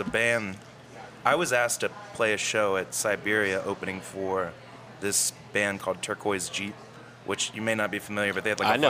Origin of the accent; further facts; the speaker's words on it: St. Petersburg, Florida, United States; also born or lived in Thibodaux, Louisiana; now in New Orleans, United States; I grew up in St. Petersburg, Florida. I was born in Thibodaux.